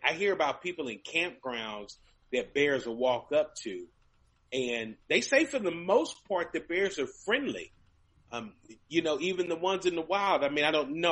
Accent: Kentucky, United States; now in Texas, United States; I grew up in Kentucky

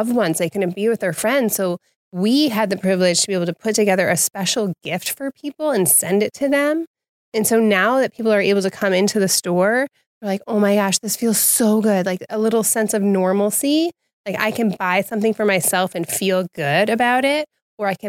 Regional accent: Wheaton, Illinois, United States; I grew up here in Wheaton

